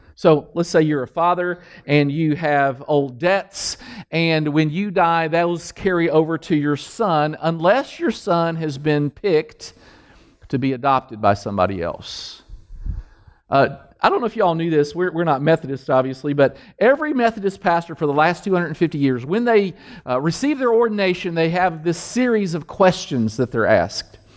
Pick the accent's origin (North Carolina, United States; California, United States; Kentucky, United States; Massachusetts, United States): Kentucky, United States; Danville; in the hood where I grew up in Danville, on the mean streets of Danville, Kentucky